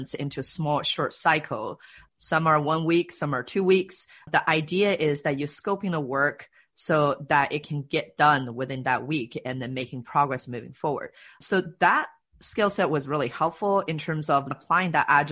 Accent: China; also born or lived in Canada; now in Seattle, United States; I grew up in China, actually, and then moved to Canada and then moved to Seattle

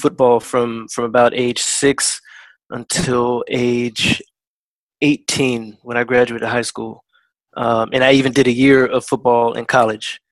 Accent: Woodbridge, Virginia, United States; moved away; I'm originally from Woodbridge, Virginia, USA

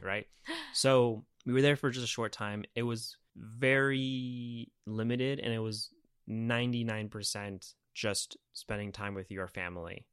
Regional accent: United States; now in Los Angeles, United States; I am from America

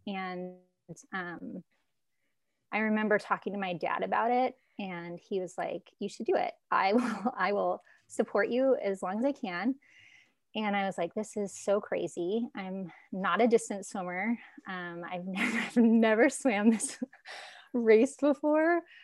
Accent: Alaska, United States; moved away as an adult; also born or lived in California; I grew up in Alaska, moved to California, went to a community college.

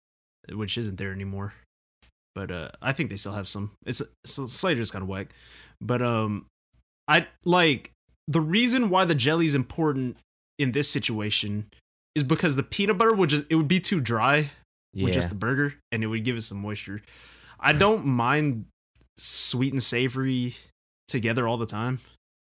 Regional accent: Philippines; We're Filipino. We eat.

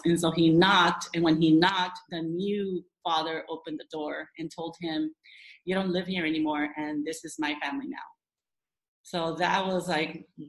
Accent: Los Angeles, California, United States; now in La Habra Heights, United States; I'm from La Habra Heights is where I currently live, but I was born and raised in downtown

